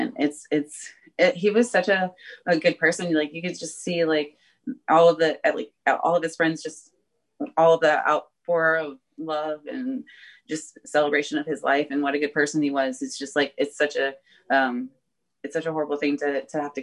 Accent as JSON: {"language": "English", "town": "Jacksonville", "region": "Florida", "country": "United States", "tie": "born or raised there", "said": "my hometown, no big deal. Like I live here"}